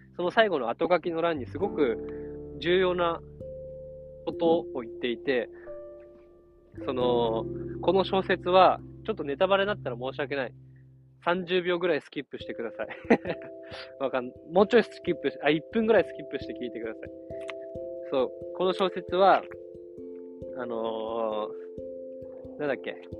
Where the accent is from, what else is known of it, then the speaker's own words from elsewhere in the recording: Yamagata, Japan; 俺山形出身